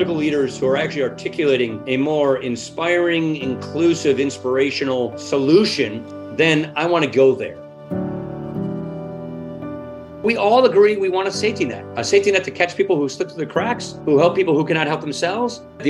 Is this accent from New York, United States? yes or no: no; Janesville, Wisconsin, United States; I'm born and raised in Janesville, Wisconsin. My family were peasant Irish, you know, potato famine Irish. My family went from Ireland to Wisconsin. Janesville is a town, like a lot of Wisconsin towns, sort of an immigrant cluster town.